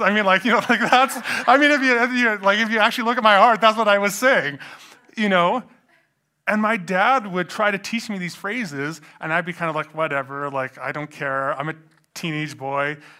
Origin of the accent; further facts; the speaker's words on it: Edmonton, Alberta, Canada; I grew up in Edmonton